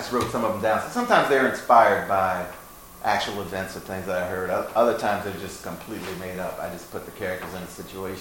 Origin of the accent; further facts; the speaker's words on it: St. Louis, Missouri, United States; I'm from North St. Louis